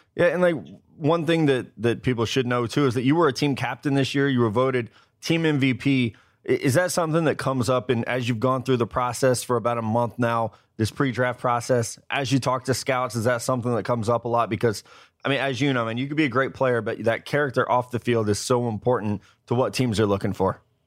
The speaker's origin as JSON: {"language": "English", "region": "Missouri", "country": "United States", "said": "I'm from Missouri"}